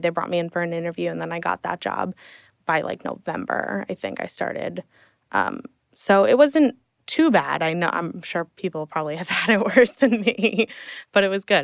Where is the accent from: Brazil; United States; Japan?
United States; Hunterdon County, central New Jersey; moved away as an adult; now in New York City, United States; grew up in New Jersey my whole life, um, in, well, central Jersey.